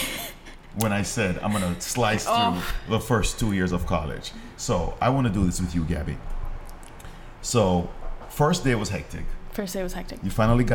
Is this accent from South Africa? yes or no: no; Jamaica; moved away; I grew up in Jamaica, I mean, I'm from another country